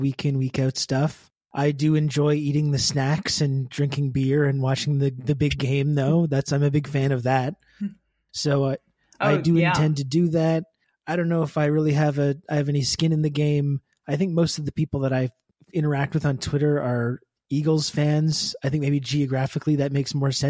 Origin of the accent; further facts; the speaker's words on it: Canada; now in Montreal, Canada; I am Canadian. I'm in a big hockey town